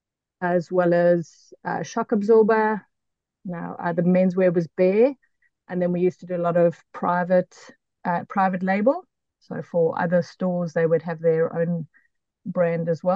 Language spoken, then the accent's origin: English; South Africa; moved away as an adult; now in Auckland, New Zealand; So I'm originally from South Africa. We immigrated to New Zealand 5.5 years ago.